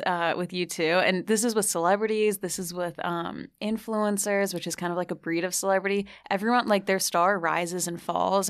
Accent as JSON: {"language": "English", "region": "New Jersey", "country": "United States", "tie": "born or raised there", "also_born_or_lived": "Ireland / New Zealand", "moved": "yes", "said": "I grew up in Jersey like you."}